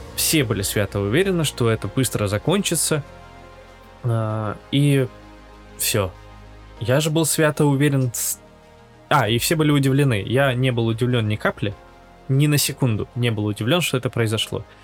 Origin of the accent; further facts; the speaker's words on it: Latvia; moved away as an adult; now in Yekaterinburg, Russia; родился и вырос в Латвии, и в конце 2021 года я переехал в Россию. А если быть более конкретным, в Екатеринбург.